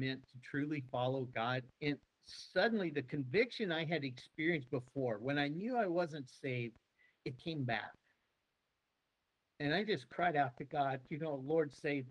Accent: Peculiar, Missouri, United States; moved away as an adult; also born or lived in Longview, Texas; now in Hungary; I'm from Peculiar, Missouri. Mm-hmm. When I was a kid growing up, that was 750 people.

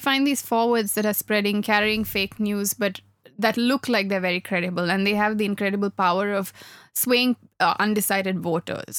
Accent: Sri Lanka; I grew up in Sri Lanka

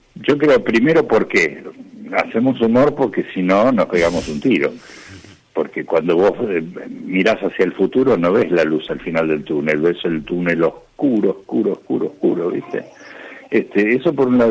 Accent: Argentina; los argentinos no tengamos patria

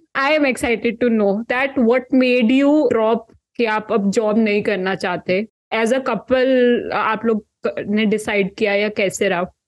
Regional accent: Kurukshetra, Haryana, India; मैं कुरुक्षेत्र हरियाणा से हूँ

